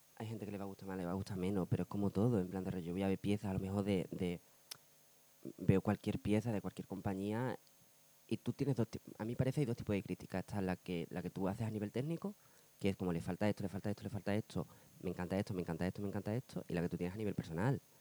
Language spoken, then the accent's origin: Spanish; Badajoz, Extremadura, Spain; also born or lived in Seville; now in Madrid, Spain; soy sevillano. Bueno, realmente soy de Badajoz.